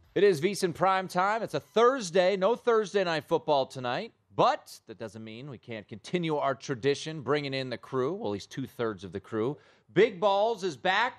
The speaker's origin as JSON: {"language": "English", "town": "Washington", "region": "District of Columbia", "country": "United States", "tie": "born or raised there", "said": "my hometown there"}